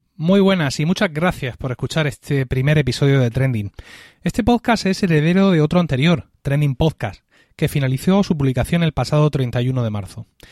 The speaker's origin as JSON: {"language": "Spanish", "region": "Region of Murcia", "country": "Spain", "said": "como murciano"}